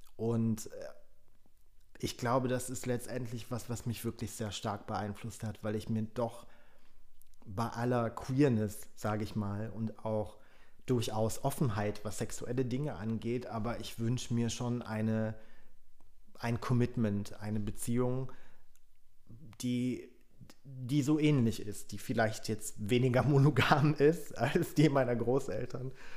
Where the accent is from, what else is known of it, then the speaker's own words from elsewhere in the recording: Germany; first language Polish; German is a second language; also born or lived in Berlin / Frankfurt; ich bin natürlich in Deutschland aufgewachsen